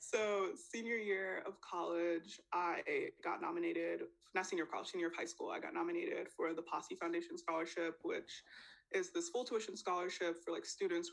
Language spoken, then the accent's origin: English; New York City, New York, United States; born or raised there; also born or lived in Trinidad and Tobago